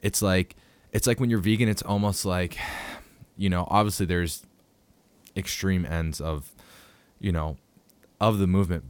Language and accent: English; Pittsburgh, Pennsylvania, United States; I'm from Pittsburgh